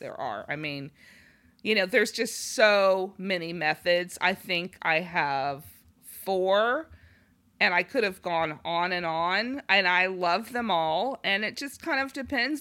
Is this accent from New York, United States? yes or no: no; Los Angeles, California, United States; moved away; I'm from Los Angeles